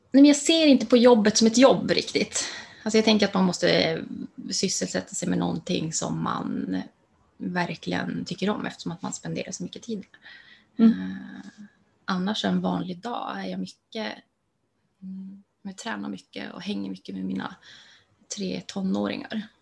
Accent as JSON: {"language": "Swedish", "town": "Luleå", "region": "Norrbotten County", "country": "Sweden", "tie": "born or raised there", "said": "Jag finns i Luleå mm. och mm, där jag är född och uppvuxen."}